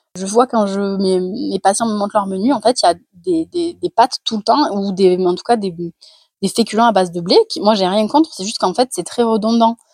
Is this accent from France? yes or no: yes; Carcassonne, Occitania, France; super accent euh, anglais quand on vient de Carcassonne